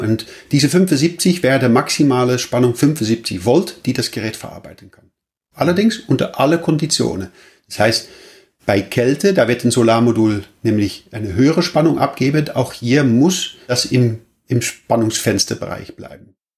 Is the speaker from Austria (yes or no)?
no; Netherlands; now in Germany; Ich bin auch Holländer und äh, wohne allerdings in Deutschland